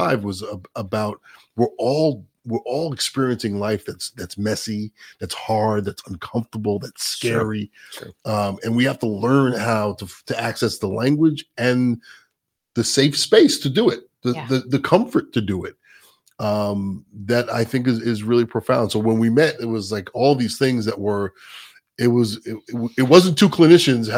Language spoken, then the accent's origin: English; New York, United States; I'm a New Yorker